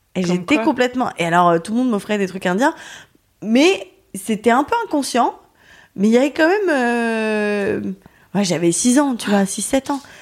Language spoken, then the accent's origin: French; Lyon, Auvergne-Rhône-Alpes, France; moved away as an adult; now in Paris, France; je suis partie de Lyon pour vivre à Paris